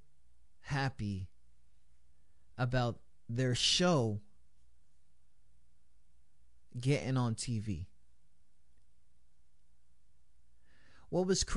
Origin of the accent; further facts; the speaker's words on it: New York, United States; we're from New York